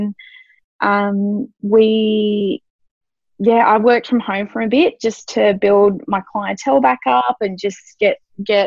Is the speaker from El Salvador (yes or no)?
no; Australia; also born or lived in Sydney; I got a job in a salon here in my hometown